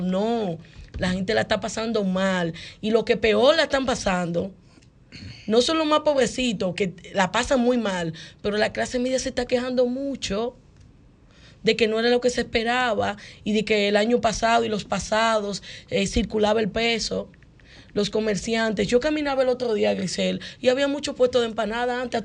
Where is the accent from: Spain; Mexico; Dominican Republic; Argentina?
Dominican Republic; somos dominicanos